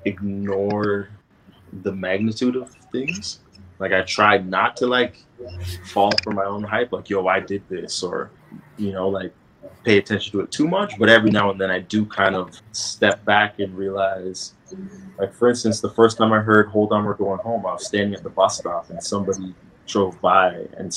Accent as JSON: {"language": "English", "town": "Toronto", "region": "Ontario", "country": "Canada", "tie": "born or raised there"}